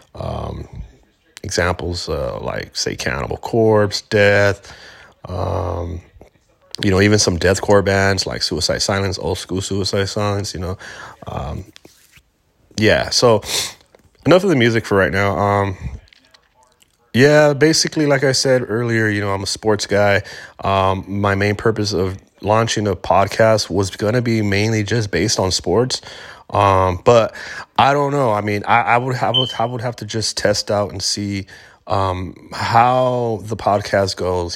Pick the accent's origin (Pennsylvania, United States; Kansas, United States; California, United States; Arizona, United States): California, United States; Los Angeles; I am from Southern California, born and raised in Los Angeles